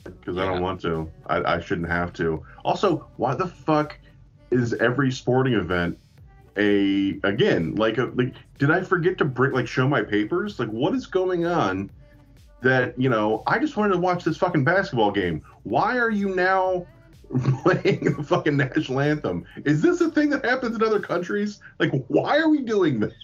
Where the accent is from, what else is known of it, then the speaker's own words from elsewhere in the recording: United States; I was I was born here